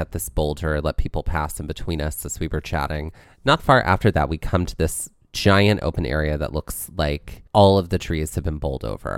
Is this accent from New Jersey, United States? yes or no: yes; New Jersey, United States; I'm from Jersey